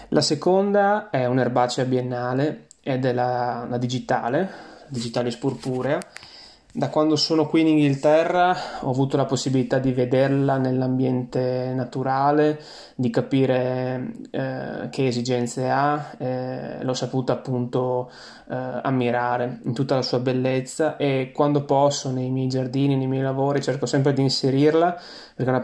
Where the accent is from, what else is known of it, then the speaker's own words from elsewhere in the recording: Friuli-Venezia Giulia, Italy; now in England, United Kingdom; mi riporta a casa, mi riporta ai boschi eh, della mia terra, il Friuli, eh, mi ricordo le passeggiate eh, appunto in questi boschi protetti